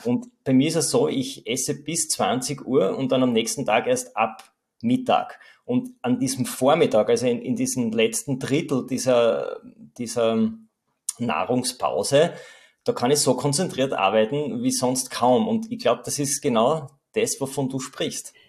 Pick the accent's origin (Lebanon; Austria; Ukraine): Austria; bei uns in Österreich